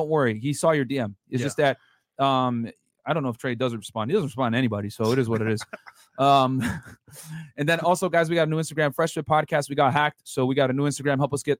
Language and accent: English; Connecticut, United States; also born or lived in Philadelphia; now in Miami, United States; I'm from Connecticut